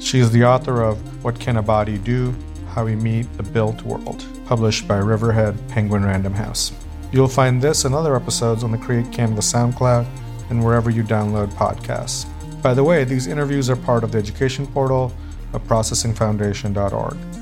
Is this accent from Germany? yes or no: no; Bangladesh; I am from Bangladesh